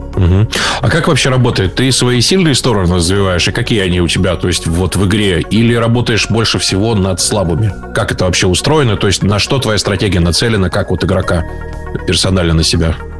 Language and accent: Russian; Novokuznetsk, Kemerovo Oblast, Russia; я сам из Новокузнецкой